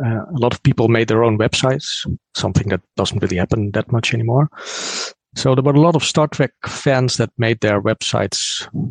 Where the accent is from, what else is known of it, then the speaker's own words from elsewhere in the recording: Netherlands; from the Netherlands